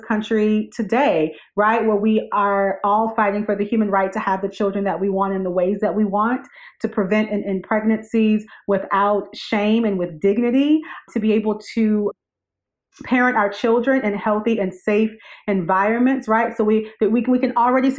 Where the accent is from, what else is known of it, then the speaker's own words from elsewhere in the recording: Wingate, North Carolina, United States; my hometown of Wingate, North Carolina, which is in rural North Carolina.